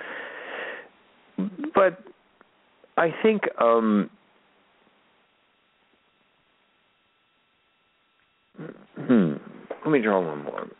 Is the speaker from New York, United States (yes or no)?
no; Baltimore, Maryland, United States; I'm a white guy from Baltimore City